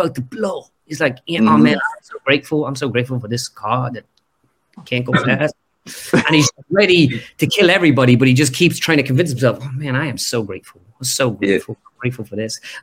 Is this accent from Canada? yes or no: no; Ireland; us being Irish